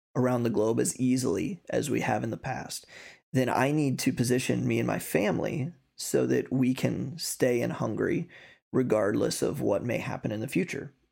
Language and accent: English; United States; moved away as an adult; now in Hungary; as an American, I can be a dual citizenship